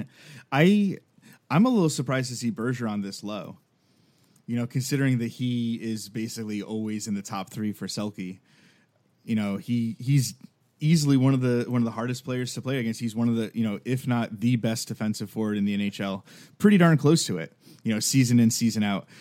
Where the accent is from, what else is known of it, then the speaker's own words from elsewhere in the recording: Milford, Connecticut, United States; moved away; So I grew up in Milford, Connecticut, which is ten minutes away from Bridgeport